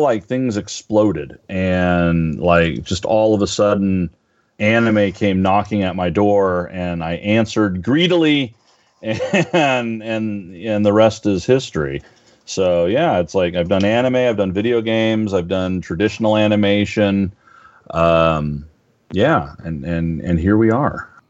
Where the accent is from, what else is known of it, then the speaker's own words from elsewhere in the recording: Northern California, United States; moved away as an adult; now in Los Angeles, United States; I grew up in Northern California, and I moved down to L.A. back in '97.